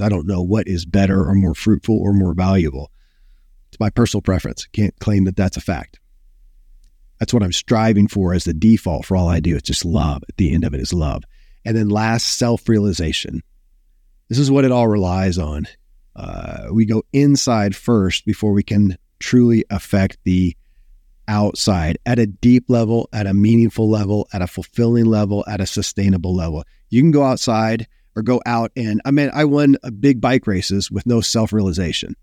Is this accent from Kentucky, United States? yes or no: yes; Kentucky, United States; born or raised there